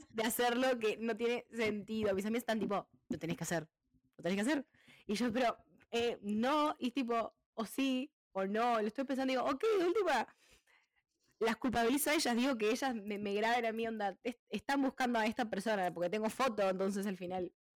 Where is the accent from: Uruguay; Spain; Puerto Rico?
Uruguay; moved away; Y yo le dije de Uruguay